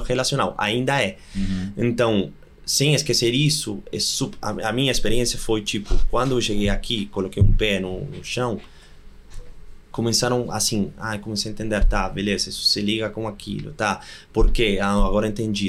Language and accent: Portuguese; Argentina; Portuguese is a second language; moved away as an adult; now in Brazil; sou argentino com certeza